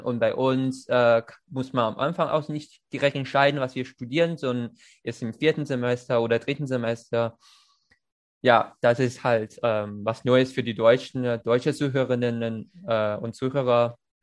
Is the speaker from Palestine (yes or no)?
no; China; German is a second language; moved away; als eine Chinese